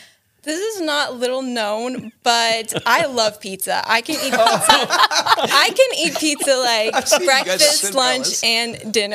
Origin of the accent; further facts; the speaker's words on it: Ukraine; moved away as an adult; also born or lived in Cleveland, Ohio; now in United States; And I was born near Cleveland, Ohio, and I was raised, actually, though, in Ukraine with my family.